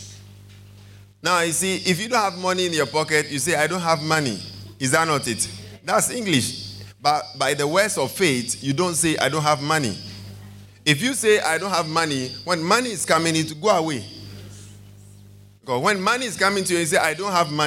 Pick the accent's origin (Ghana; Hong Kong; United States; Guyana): Ghana